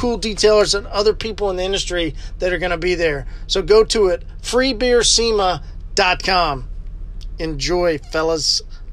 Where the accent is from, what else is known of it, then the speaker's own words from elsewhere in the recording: Tulsa, Oklahoma, United States; I'm from the city. You know, Tulsa's still the city